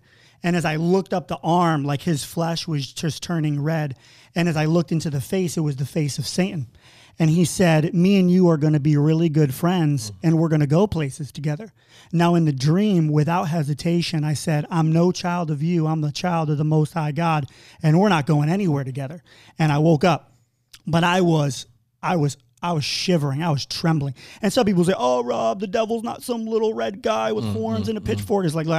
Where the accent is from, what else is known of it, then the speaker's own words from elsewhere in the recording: New York, United States; And I'm from a small podunk town in upstate New York, population 30,000. You know, when I say I'm from New York, people think New York City, but I'm from, you know, farm country.